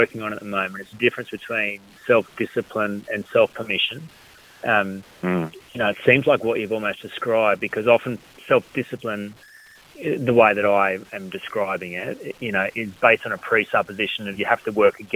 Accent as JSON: {"language": "English", "town": "Collector", "region": "New South Wales", "country": "Australia", "tie": "born or raised there", "said": "we grew up in Collector, sheep farmers"}